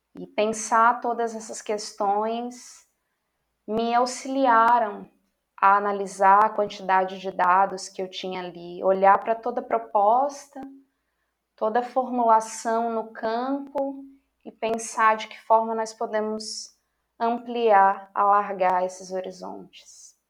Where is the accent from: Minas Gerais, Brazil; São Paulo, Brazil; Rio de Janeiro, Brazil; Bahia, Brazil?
Bahia, Brazil; Jacobina; Universidade do Estado da Bahia, UNEB, Campus 4, Jacobina, de onde venho